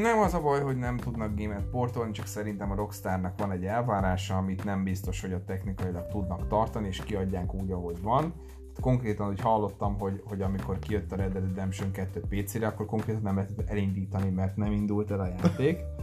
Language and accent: Hungarian; Kecskemét, Bács-Kiskun, Hungary; moved away; nálam otthon Kecskeméten